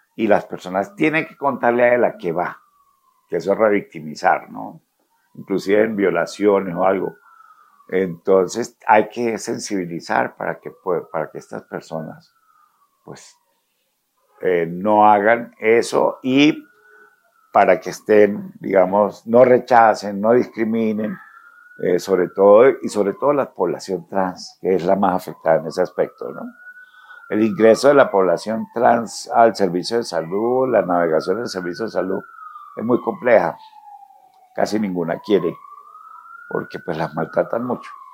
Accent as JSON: {"language": "Spanish", "town": "Ocaña", "region": "Norte de Santander", "country": "Colombia", "said": "yo soy de Ocaña, norte de Santander"}